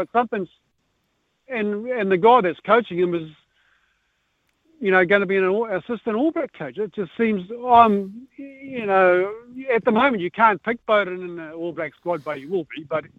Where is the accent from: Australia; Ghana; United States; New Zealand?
New Zealand; Northland; moved away; I am from Northland.